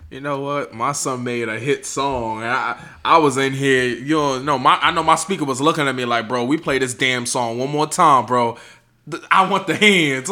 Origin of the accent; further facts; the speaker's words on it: New York, United States; I'm from New York